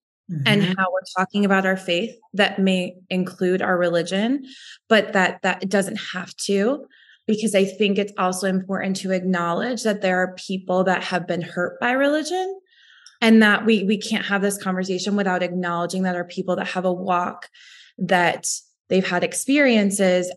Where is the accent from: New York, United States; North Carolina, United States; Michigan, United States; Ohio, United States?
New York, United States; Western; I grew up in Western New York, where 50% of my high school was Italian.